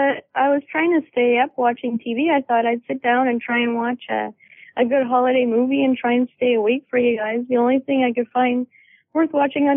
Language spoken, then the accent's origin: English; Cape Breton, Nova Scotia, Canada; Yep, I'm from Canada. Originally from Cape Breton, Nova Scotia, so that's why I always have Caper in my nicknames for online stuff.